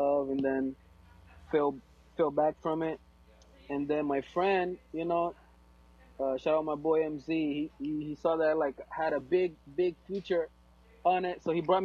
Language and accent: English; Angola; first language Portuguese; English is a second language; moved away; my first language is Portuguese. I'm from Angola